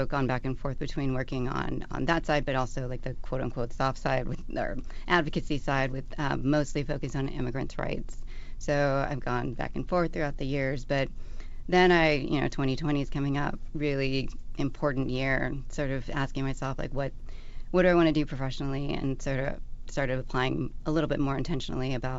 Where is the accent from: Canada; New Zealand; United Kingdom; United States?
United States; Austin, Texas; moved away as an adult; also born or lived in Baltimore; I grew up in Austin, in and around, like in the city, but also in the suburbs throughout pretty much all of my life